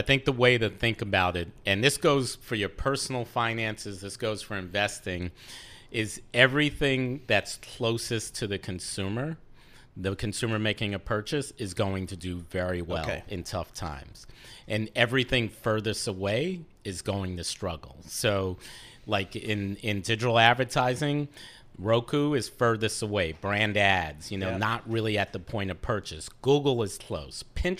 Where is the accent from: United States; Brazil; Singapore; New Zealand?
United States; New York; As a New Yorker.